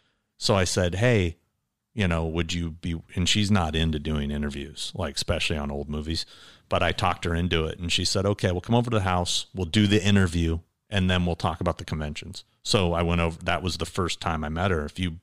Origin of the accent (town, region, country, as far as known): Stanton, California, United States; born or raised there; also born or lived in Anchorage, Alaska